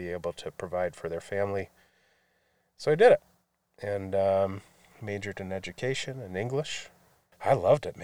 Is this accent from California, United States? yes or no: no; Grand Blanc, Michigan, United States; also born or lived in Flint, Michigan; I was raised nearby, just south of Flint, in Grand Blanc